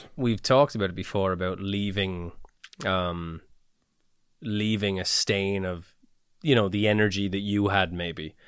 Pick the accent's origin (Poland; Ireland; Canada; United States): Ireland; we're little Irish heads on us